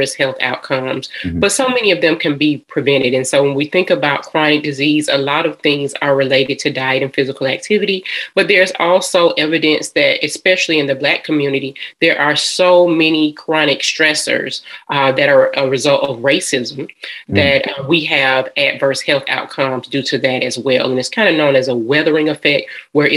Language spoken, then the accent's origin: English; Atlanta, Georgia, United States; I am a Georgia peach. I am from Atlanta, Georgia